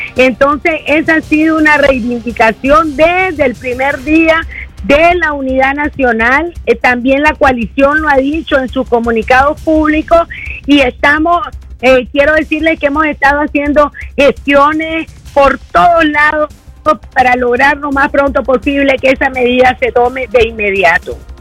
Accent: León, Nicaragua; soy leonesa de pura cepa

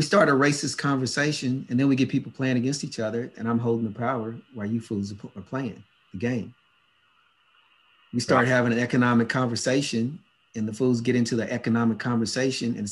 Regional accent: United States; I grew up in the States

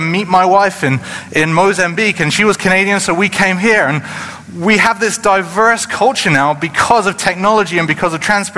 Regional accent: United Kingdom; moved away; in the United Kingdom, where I come from

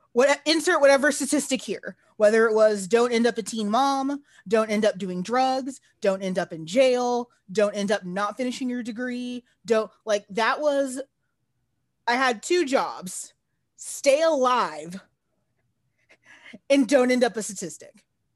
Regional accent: Texas, United States; As a Texan, I've been to California.

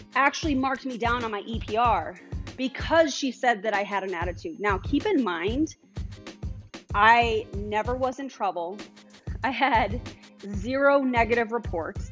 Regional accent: Colorado Springs, Colorado, United States; I was from Colorado Springs.

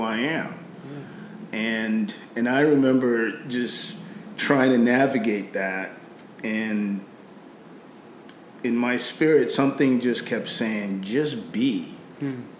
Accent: Nigeria; accent: British Nigerian; moved away as an adult; now in United States; I grew up in Nigeria. I came back to the U.S. after my 18th birthday.

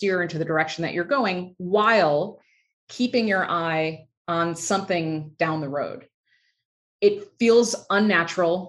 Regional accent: just outside of Chicago, Illinois, United States; I grew up just outside of Chicago

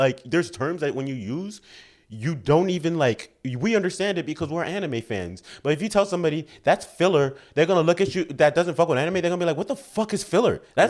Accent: New York City, New York, United States; We're black, we're from the Bronx.

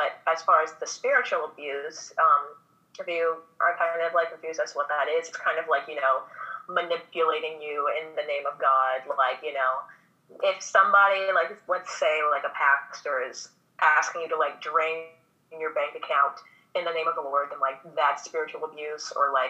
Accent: Missouri, United States; also born or lived in Minnesota; now in Louisiana, United States; I actually was not born in Louisiana. I was born in Missouri. My parents were born in Louisiana, and then we just found our way back down here somehow. But I'm from Missouri. We, as a family, moved to Minnesota, and then we moved to Louisiana.

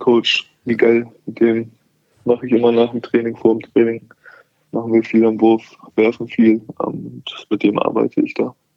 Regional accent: Hamburg, Germany; Hamburg meine Heimatstadt ist

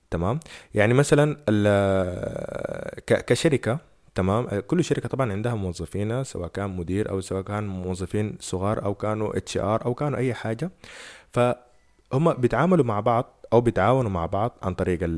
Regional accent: Sudan; احنا مثلا عندنا في السودان سرعة النت هي اصلا للاسف الشديد

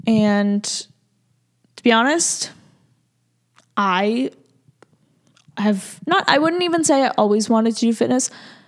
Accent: Boston, Massachusetts, United States; And I'm born and raised in Massachusetts. Boston area.

